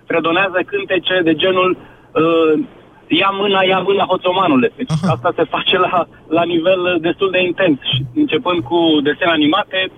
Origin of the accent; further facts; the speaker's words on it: Romania; mă trezesc cu stigmatul ăsta că sunt român, pentru că în momentul ăsta în Europa a fi român e sinonim cu altceva.